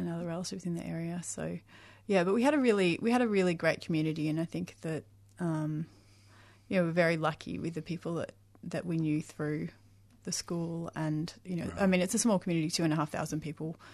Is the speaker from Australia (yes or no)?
yes; Mildura, Victoria, Australia; I was born in Mildura, mm-hmm. and I came from you know, a small country town